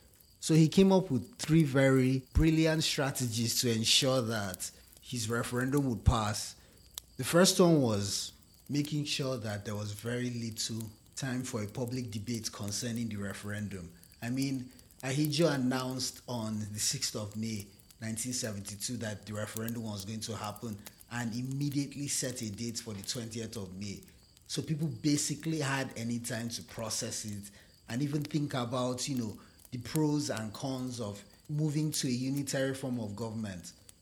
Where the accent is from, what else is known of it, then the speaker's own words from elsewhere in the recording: Nigeria; Us Nigerians find fellow Nigerians to be too domineering also